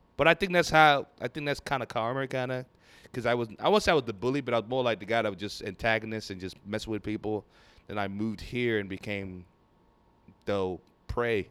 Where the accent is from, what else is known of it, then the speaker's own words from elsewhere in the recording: Lagos, Nigeria; now in Houston, United States; I grew up in Nigeria, from Nigeria